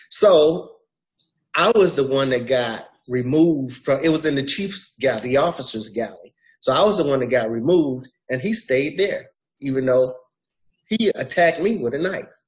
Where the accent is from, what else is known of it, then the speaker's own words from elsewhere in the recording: Alabama, United States; born there; I'm a son of the South. I was born in Alabama, um, although I did, was not raised there.